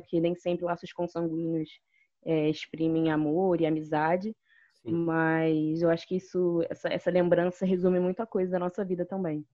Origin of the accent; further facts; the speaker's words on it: Nilópolis, Rio de Janeiro, Brazil; Eu cresci em Nilópolis